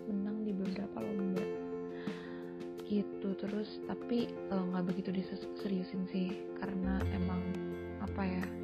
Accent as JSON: {"language": "Indonesian", "town": "Padang", "region": "West Sumatra", "country": "Indonesia", "said": "aku kan orang Padang dan orang Padang itu uh, punya arisan aku nggak tahu sih semua orang Padang kayak gini atau enggak"}